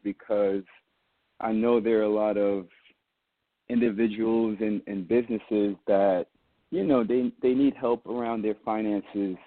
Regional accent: New York City, New York, United States; I'm from Queens, New York.

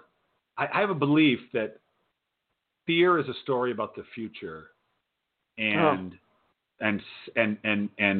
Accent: Rhode Island, United States; I grew up in Rhode Island

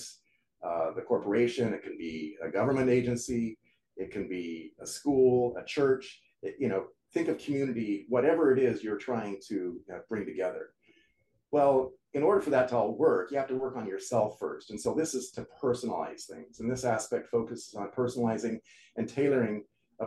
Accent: United States; I'm American, I speak English

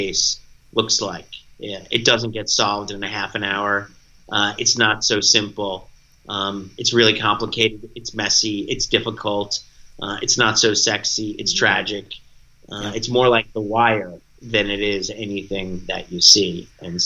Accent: New York City, New York, United States; also born or lived in Sea Cliff, New York; Staten Island, New York, where I grew up. Originally, I was born in Seacliff over in Glen Cove, but then I moved to Staten Island.

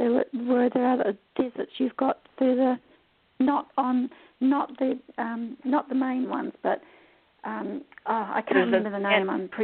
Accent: Samoa; But I also travelled as a child. I was brought up in Western Samoa for several years.

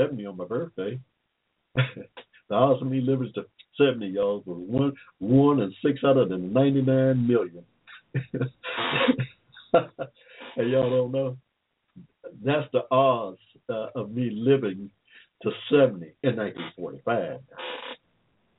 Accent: Henry County, Georgia, United States; I'm from Georgia, y'all. I'm a native. Born here in 1945, yeah, in Henry County, in the middle of a cotton field.

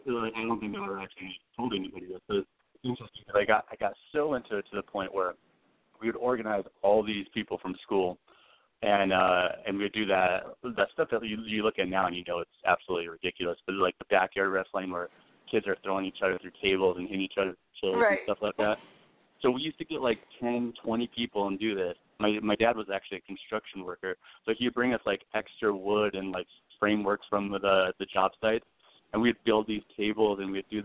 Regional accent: Phoenix, Arizona, United States; Born and raised in Phoenix, Arizona

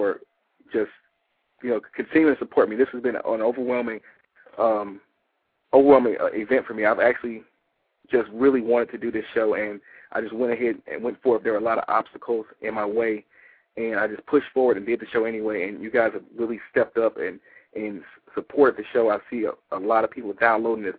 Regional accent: Detroit, Michigan, United States; now in Atlanta, United States; I'm originally from Detroit

